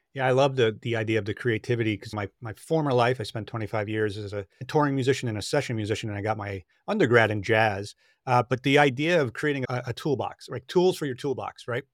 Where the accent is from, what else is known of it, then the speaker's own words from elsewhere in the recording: Long Island, New York, United States; when I was a child, I grew up on Long Island in New York